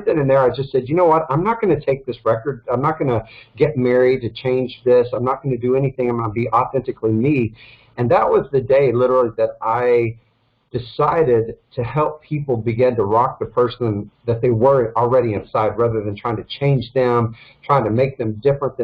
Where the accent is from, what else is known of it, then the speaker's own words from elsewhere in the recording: Dallas, Texas, United States; moved away as an adult; also born or lived in Los Angeles, California; I'm born and raised in Dallas, Texas.